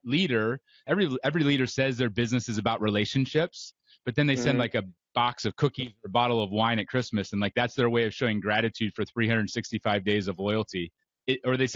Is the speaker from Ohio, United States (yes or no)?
yes; Ohio, United States; I grew up in Ohio